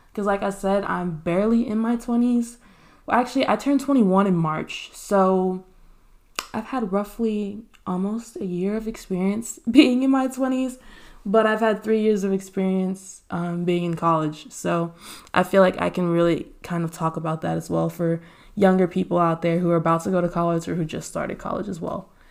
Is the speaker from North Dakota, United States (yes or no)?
no; Texas, United States; born and raised in Texas